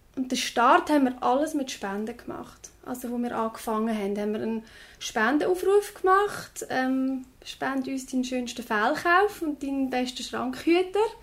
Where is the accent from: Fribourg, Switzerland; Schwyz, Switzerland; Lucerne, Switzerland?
Lucerne, Switzerland; jetzt bei uns in Luzern